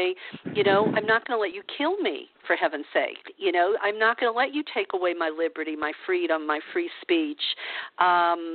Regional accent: Louisiana, United States; I come from Louisiana

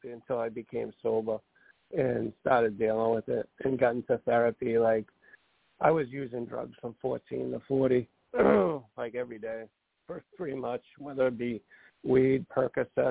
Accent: Massachusetts, United States; I'm from Massachusetts

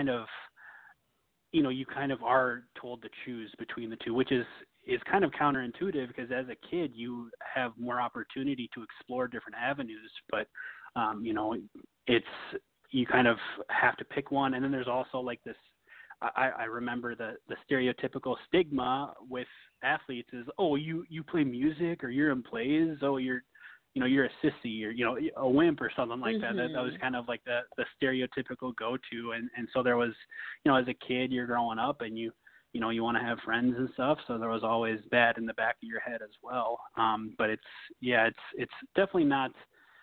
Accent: Minnesota, United States; moved away as an adult; also born or lived in Tennessee; I was from Minnesota, and we both ended up going to the University of Tennessee, Knoxville

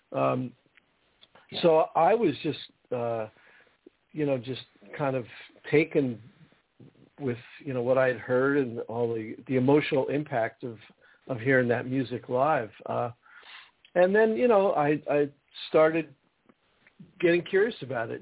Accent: New Jersey, United States; I grew up in New Jersey

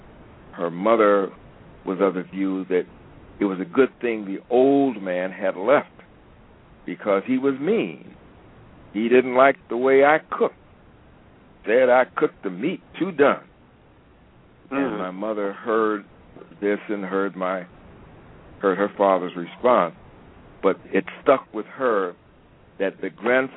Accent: Cincinnati, Ohio, United States; where I was born in Cincinnati

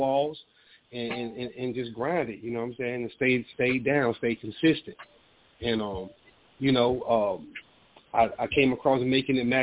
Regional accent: Atlanta, Georgia, United States; me growing up in Atlanta, that's when we had the projects up

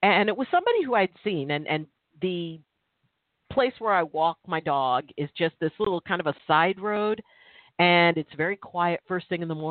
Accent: Milpitas, California, United States; I grew up in Milpitas, California, which back then it was considered pretty rural, pretty country

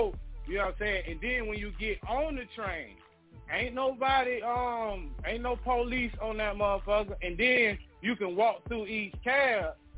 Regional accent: New York, United States; Yeah, I was going to say, because I'm from New York, and when you ride them subways, it's just like any other city.

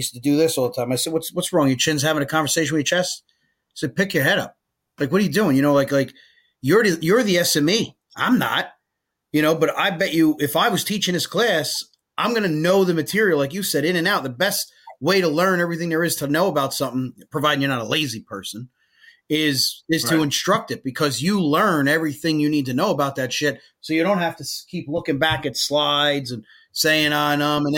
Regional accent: Woodbridge Township, New Jersey, United States; we're both from Woodbridge Township

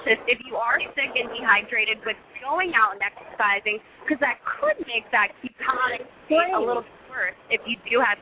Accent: Ohio, United States; I'm also from Ohio

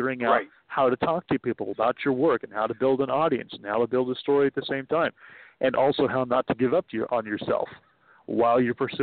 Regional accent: East Bay, San Francisco Bay Area, California, United States; I was born in the East Bay, and I grew up there, and we still live there

